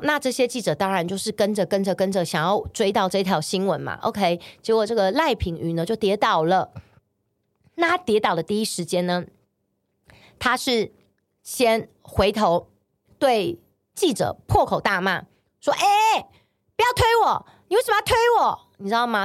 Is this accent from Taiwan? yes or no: yes; Taiwan; 我是一个台湾人，这里是我出生，我土生土长的地方，包括我现在也在这生活